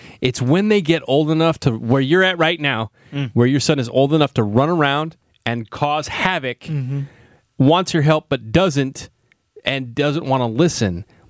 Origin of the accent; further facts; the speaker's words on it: California, United States; We grew up in California